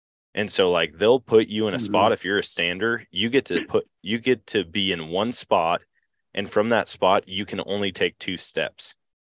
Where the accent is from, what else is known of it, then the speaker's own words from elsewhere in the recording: Eau Claire, Wisconsin, United States; So I grew up in Wisconsin or in Eau Claire.